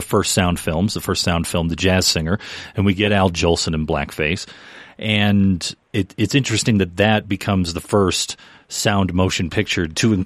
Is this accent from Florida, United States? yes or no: no; Detroit, Michigan, United States; we're from Detroit